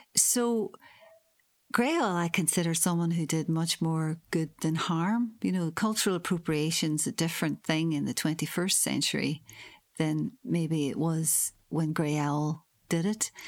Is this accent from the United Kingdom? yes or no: yes; Northern Ireland, United Kingdom; now in Hull, United Kingdom; I'm from Northern Ireland